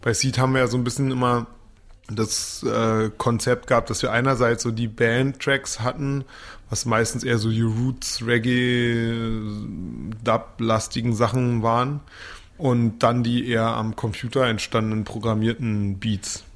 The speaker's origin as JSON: {"language": "German", "region": "Berlin", "country": "Germany", "tie": "born or raised there", "said": "in Kreuzberg. Und da ist, ähm, ja, denkt man schon manchmal, ey, man muss ich mir das irgendwie antun, aber ja, es ist halt irgendwie meine Heimat."}